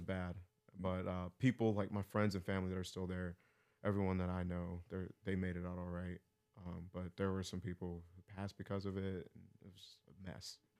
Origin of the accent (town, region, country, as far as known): Texas, United States; born or raised there; now in Pittsburgh, United States